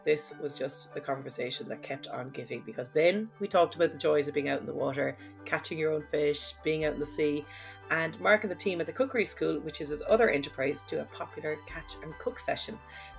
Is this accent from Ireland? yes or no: yes; Crosshaven, Munster, Ireland; I'm from Crosshaven. So Crosshaven is just at the entrance to Cork Harbour. So it's like, it would be a fishing village. Like, there's loads of fishing boats. And like, I grew up in a pub and a restaurant